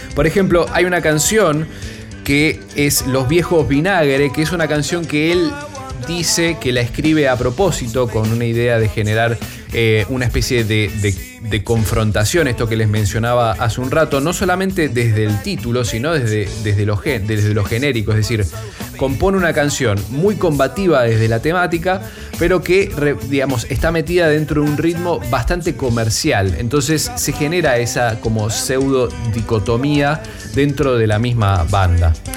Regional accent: Argentina

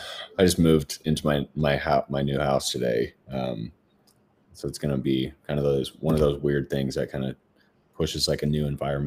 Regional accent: Minnesota, United States; now in Phoenix, United States; I'm from Minnesota originally.

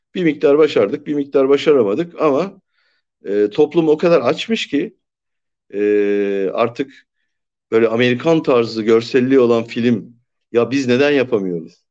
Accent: Turkey

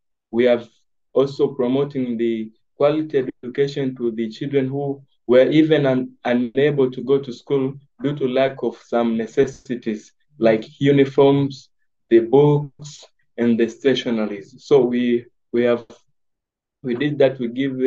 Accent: Mwanza, Tanzania; I was born in Mwanza, Tanzania, in 1999. And I got started there at Mwanza from my primary school, secondary school, and to the advanced level

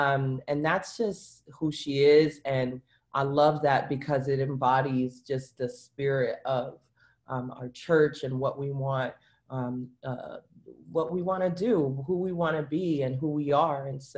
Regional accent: Brooklyn, New York, United States; now in Miramar, United States; I'm from Brooklyn, and somehow I ended up down here, and you know, you kind of just go with it.

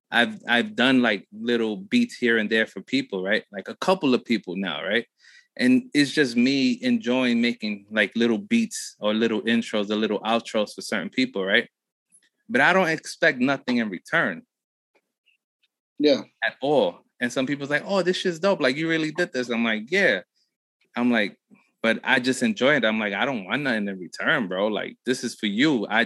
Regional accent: Chinantla, Puebla, Mexico; Uh, Puebla. Puebla. So, Chinantla and Buena Vista.

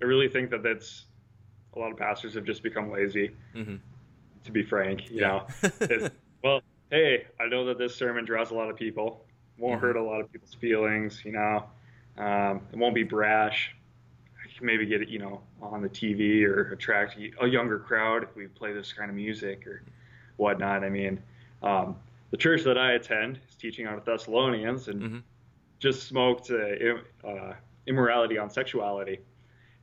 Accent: the Dakotas, United States; moved away; I was from, you know, I was from the Dakotas

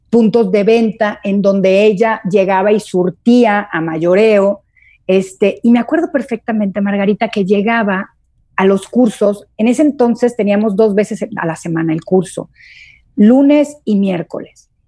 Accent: Guadalajara, Jalisco, Mexico; also born or lived in Durango / Torreón; now in Puebla, Mexico; Mole de panza aquí en Puebla, yo como vengo de Guadalajara y de, Durango y de Torreón, no sabía lo que era, pero no es otra cosa más que menudo.

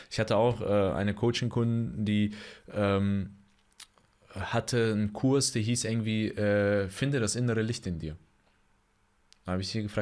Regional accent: Bonn, North Rhine-Westphalia, Germany; born there; aber ich bin in Bonn geboren, ah. also der Beethovenstadt.

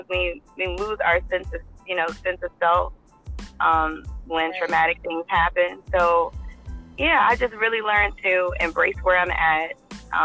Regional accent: Nottoway County, Virginia, United States; I'm from Nottoway County, born and raised.

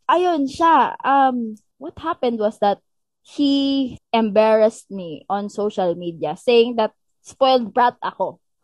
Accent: Philippines; dito ako lumaki sa Pilipinas

